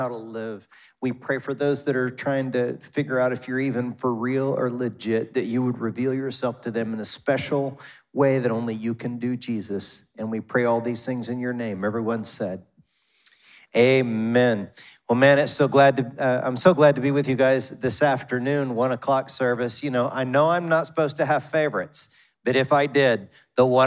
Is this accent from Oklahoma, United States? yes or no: yes; Tulsa, Oklahoma, United States; now in San Antonio, United States; I grew up in Tulsa, Oklahoma